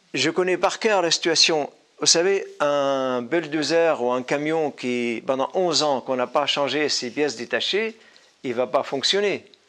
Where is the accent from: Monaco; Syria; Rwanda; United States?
Syria; moved away; also born or lived in Damascus, Syria / Paris, France; intellectuel syrien